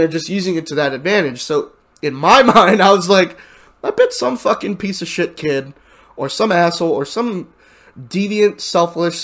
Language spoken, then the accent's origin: English; United States; I'm American